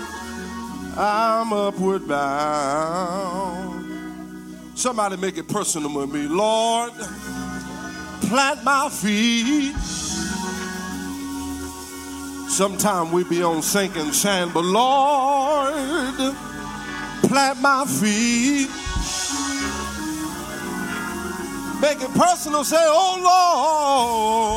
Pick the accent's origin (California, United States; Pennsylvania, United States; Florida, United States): Pennsylvania, United States; Philadelphia; I'm from North Philly and I have to speak a little louder when I come to South Philly.